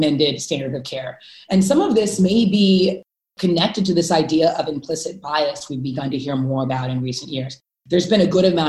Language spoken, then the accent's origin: English; Houston, Texas, United States; I grew up in Houston, Texas